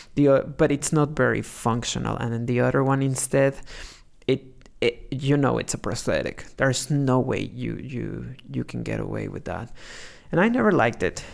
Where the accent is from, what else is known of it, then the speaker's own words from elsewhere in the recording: Mexico; growing up in Mexico